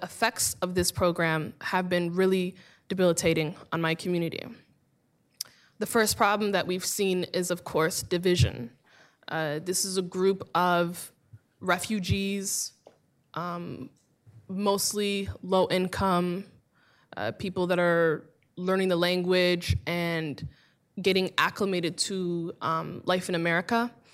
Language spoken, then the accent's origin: English; Minneapolis, Minnesota, United States; I am from Minneapolis, and I am from the Somali community in Minneapolis.